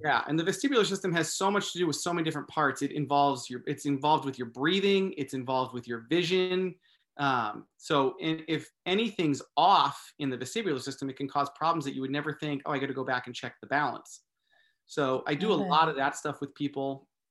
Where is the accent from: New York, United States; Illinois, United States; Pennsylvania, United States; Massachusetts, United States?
Massachusetts, United States; now in California, United States; I grew up in Massachusetts, actually. I live in California now